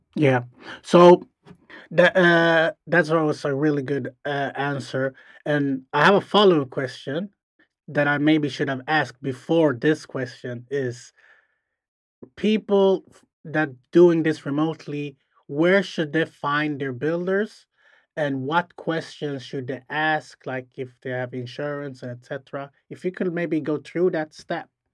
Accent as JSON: {"language": "English", "country": "Sweden", "said": "we're from Sweden."}